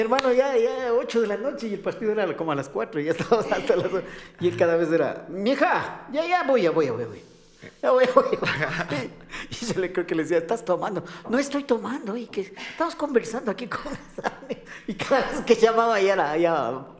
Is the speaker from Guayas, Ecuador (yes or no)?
no; Quito, Pichincha, Ecuador; nosotros los quiteños, eh, yo soy quiteño, parezco alemán, pero soy quiteño